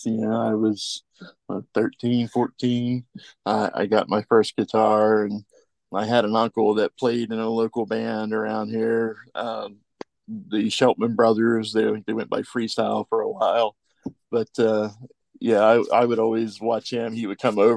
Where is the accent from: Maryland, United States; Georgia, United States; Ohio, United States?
Ohio, United States; Portsmouth; we're from the Portsmouth, Scioto County area